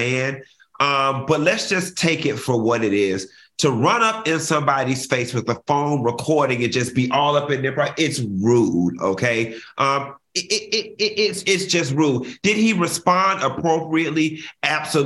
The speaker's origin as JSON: {"language": "English", "country": "United States", "tie": "born or raised there", "said": "I was born in the United States"}